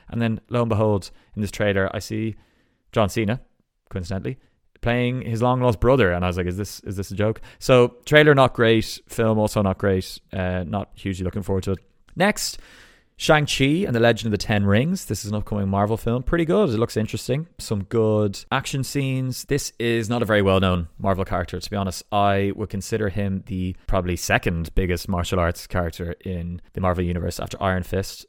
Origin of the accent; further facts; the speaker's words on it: Ballsbridge, Leinster, Ireland; accent: Ballsbridge twang; my accent